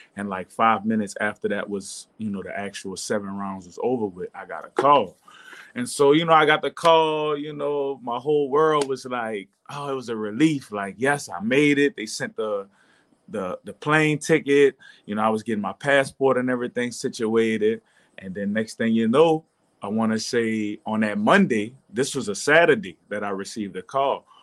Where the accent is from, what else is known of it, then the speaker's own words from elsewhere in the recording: New Orleans, Louisiana, United States; I'm from New Orleans